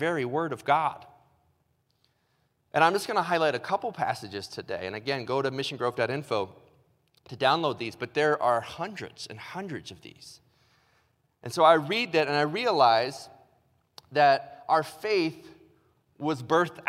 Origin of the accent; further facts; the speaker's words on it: Illinois, United States; moved away; also born or lived in Ohio; I was born in Illinois